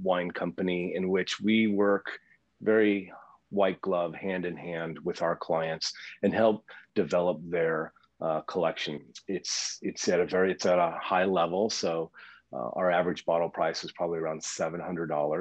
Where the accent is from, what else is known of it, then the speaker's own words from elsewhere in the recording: Midwest, United States; I was one of four growing up in the Midwest, you know, lower middle class.